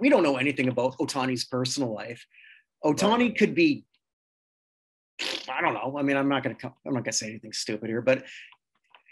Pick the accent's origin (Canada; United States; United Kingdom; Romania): Canada; I'm a Canadian.